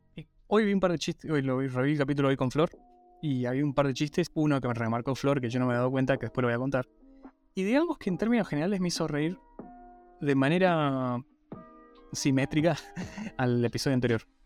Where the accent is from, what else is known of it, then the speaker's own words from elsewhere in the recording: Guaymallén, Mendoza, Argentina; cuando me preguntan de dónde soy, digo de Mendoza y de qué parte, digo, sí, soy de Guaymallén